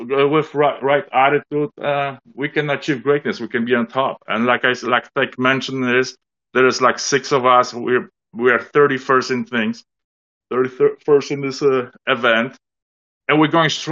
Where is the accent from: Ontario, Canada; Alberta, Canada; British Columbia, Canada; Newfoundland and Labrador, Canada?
Ontario, Canada; Toronto; I'm from Toronto